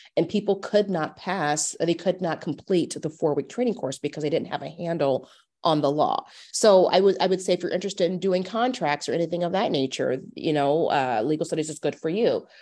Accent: Omaha, Nebraska, United States; I am from Omaha. I actually, I went to Omaha North for high school

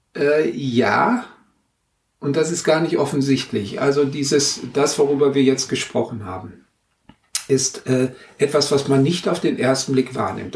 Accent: Germany; moved away as an adult; now in Norway; bei uns in Deutschland

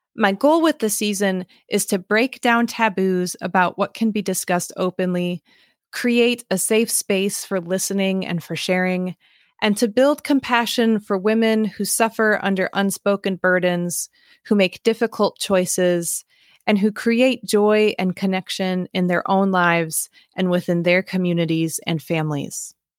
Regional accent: Midwest, United States; growing up in an interracial family in an overwhelmingly white part of the Midwest

